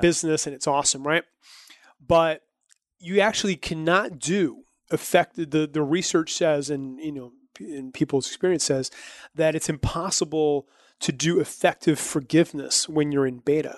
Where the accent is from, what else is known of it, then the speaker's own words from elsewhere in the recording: New Brunswick, Canada; I'm from New Brunswick, which is a province